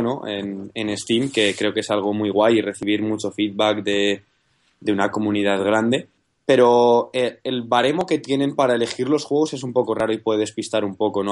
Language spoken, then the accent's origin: Spanish; Madrid, Community of Madrid, Spain; somos de Madrid